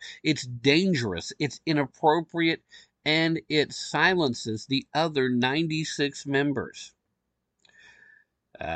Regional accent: Tennessee, United States; But when something big's going on in my home state of Tennessee

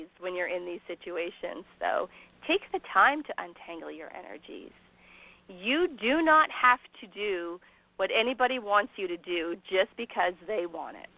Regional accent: Canada; I'm Canadian

